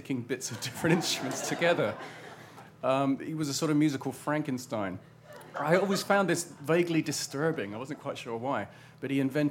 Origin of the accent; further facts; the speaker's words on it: Portsmouth, South East England, United Kingdom; my hometown, which is Portsmouth, which is a rather rough naval port town on the south coast of England